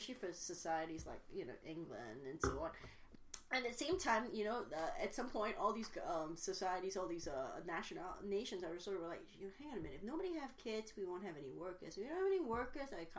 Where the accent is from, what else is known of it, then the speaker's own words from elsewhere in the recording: Malaysia; now in United States; I grew up in Malaysia.